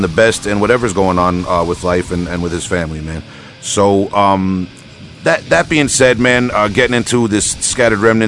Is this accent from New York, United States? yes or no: yes; Long Island, New York, United States; accent: Long Island; my Long Island accent